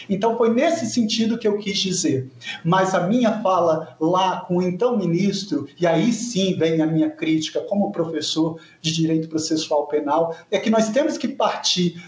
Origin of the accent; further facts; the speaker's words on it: Vitória, Espírito Santo, Brazil; eu nasci no Espírito Santo, no interior do estado. Nós somos em seis filhos, eu sou mais novo, e com cinco anos de idade mudamos para a capital